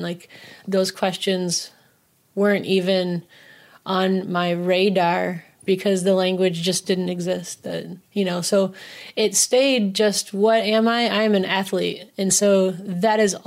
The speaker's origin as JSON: {"language": "English", "town": "Kalamazoo", "region": "Michigan", "country": "United States", "tie": "born or raised there", "said": "growing up in Southwest Michigan"}